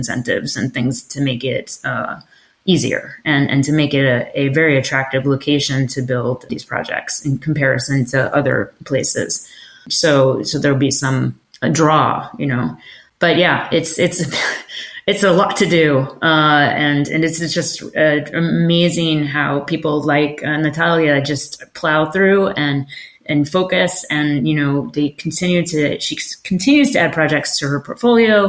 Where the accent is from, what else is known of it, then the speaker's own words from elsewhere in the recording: United States; now in London, United Kingdom; as an American, but sitting in London